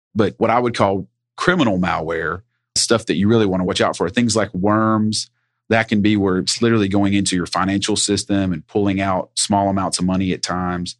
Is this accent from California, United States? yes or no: no; Sevier County, Tennessee, United States; also born or lived in Knoxville, Tennessee; I am originally from Sevier County, Tennessee, home of Dolly Parton